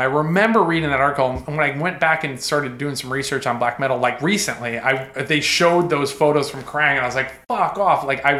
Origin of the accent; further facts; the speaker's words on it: Connecticut, United States; I grew up in Connecticut, dude.